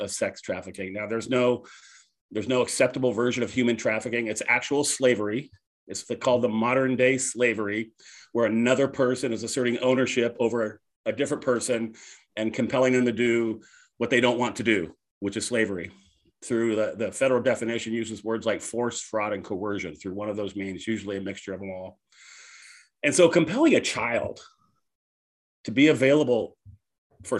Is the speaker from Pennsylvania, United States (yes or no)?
no; San Jose, California, United States; I was raised up in Northern California in the Bay Area in San Jose.